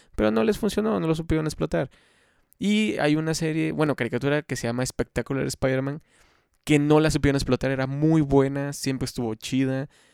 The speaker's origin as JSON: {"language": "Spanish", "town": "Xalapa", "region": "Veracruz", "country": "Mexico", "said": "yo soy de Jalapa, Veracruz, México"}